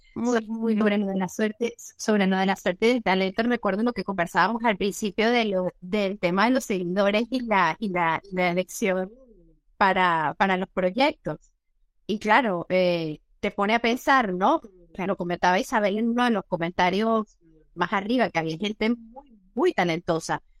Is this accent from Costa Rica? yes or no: no; Venezuela; moved away as an adult; now in Spain; nuestro país